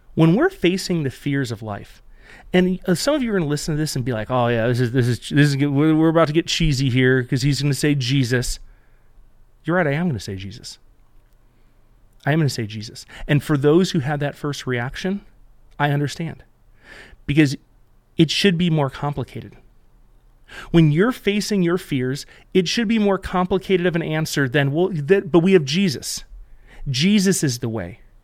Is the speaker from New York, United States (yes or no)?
yes; Buffalo, New York, United States; We grew up in Buffalo